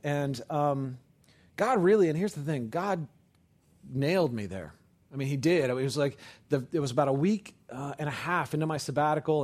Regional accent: Oakland, California, United States; I grew up in California. I was born in Oakland, right across the bay from San Francisco

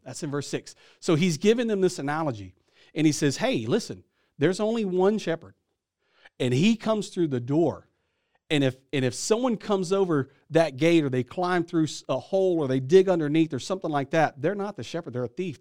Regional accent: Louisiana, United States; I'm from Louisiana

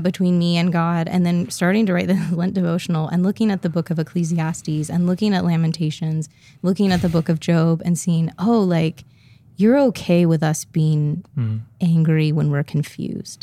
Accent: Midwest, United States; now in Portland, United States

